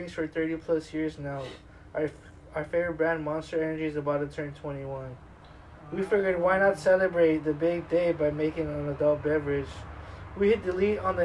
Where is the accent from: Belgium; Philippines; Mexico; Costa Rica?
Mexico; us Mexicans have fucking coolers full of beer